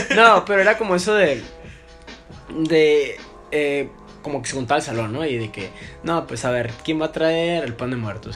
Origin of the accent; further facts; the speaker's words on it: Tijuana, Baja California, Mexico; para nosotros, ¿no? Tijuana, porque pues, somos frontera